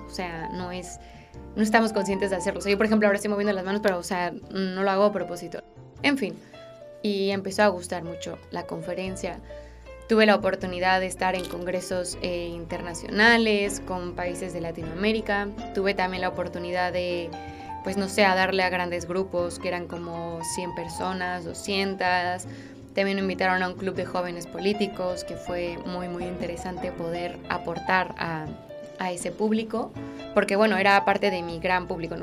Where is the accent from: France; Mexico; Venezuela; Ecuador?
Mexico; moved away as an adult; now in Spain; vivo en España, soy mexicana